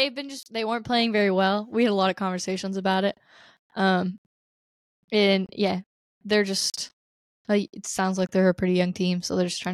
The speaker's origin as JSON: {"language": "English", "country": "United States", "said": "And also, I'm very American, and I didn't know where I was going, so I just sat still."}